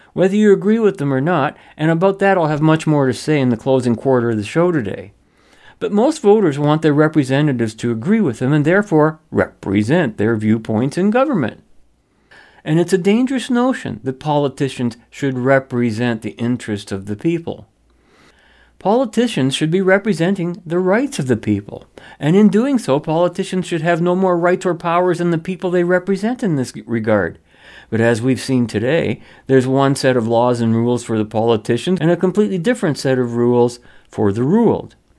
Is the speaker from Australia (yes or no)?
no; Canada; I'm a Canadian